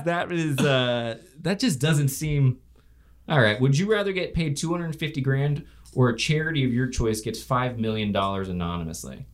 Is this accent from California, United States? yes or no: no; Florida, United States; moved away; my home state